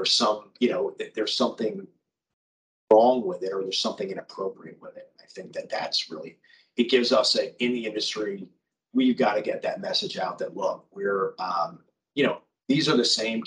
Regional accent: Miami, Florida, United States; I grew up in Miami

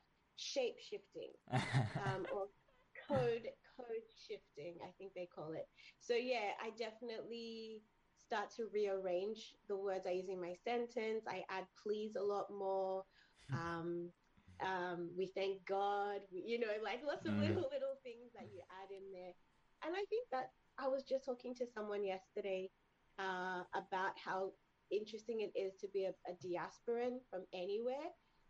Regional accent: Sydney, New South Wales, Australia; So I grew up in Sydney, Australia, which is where my family are.

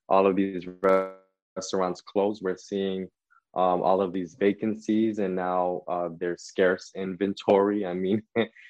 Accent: Jersey City, New Jersey, United States; also born or lived in Manhattan, New York; I was raised in Jersey City.

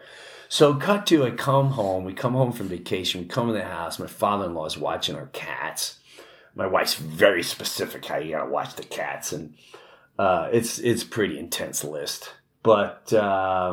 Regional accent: Long Island, New York, United States; also born or lived in Chester, New Jersey; now in Florida, United States; I grew up in Long Island. And where I grew up, it was very blue collar

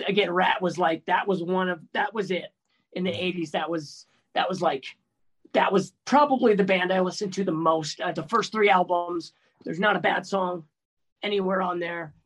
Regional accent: Bay Area, California, United States; I grew up in the Bay Area

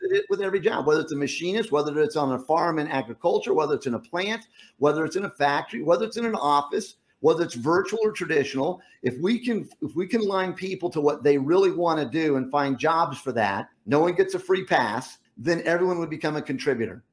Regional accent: Rocky Mountains, United States; moved away; growing up in the Rocky Mountains

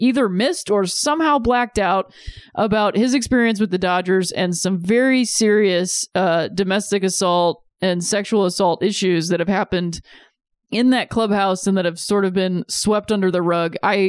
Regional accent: Akron, Ohio, United States; I'm from Akron, Ohio.

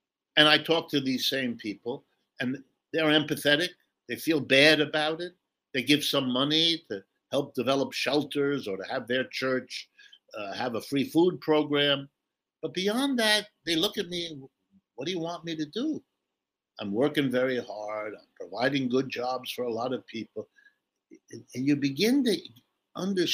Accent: Ohio, United States; I've lived in the United States all my life. I've worked here all my life. I was born in Ohio, right in the middle of the country

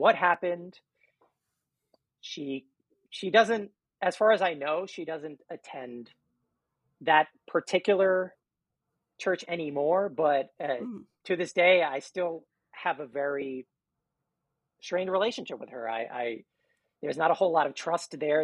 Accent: New York City, New York, United States; we're all actually from New York City

